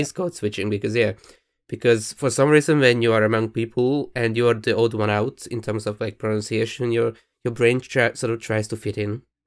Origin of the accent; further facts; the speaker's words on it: Hungary; first language Hungarian; English is a second language; moved away; I speak Hungarian because it's my, my native language.